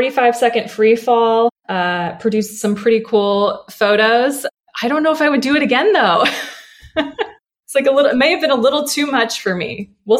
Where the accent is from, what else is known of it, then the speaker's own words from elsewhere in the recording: Chesapeake Bay area, United States; I grew up sailing on the Chesapeake with my grandfather.